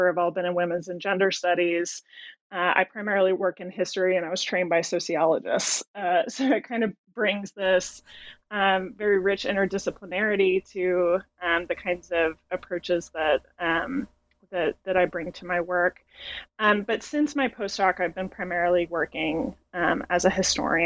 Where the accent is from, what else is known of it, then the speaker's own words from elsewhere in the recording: Albuquerque, New Mexico, United States; moved away; I am originally from Albuquerque, New Mexico